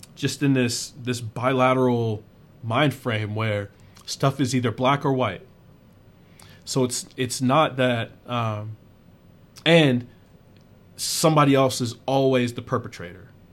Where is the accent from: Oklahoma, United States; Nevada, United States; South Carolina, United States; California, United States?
South Carolina, United States; moved away; I grew up in South Carolina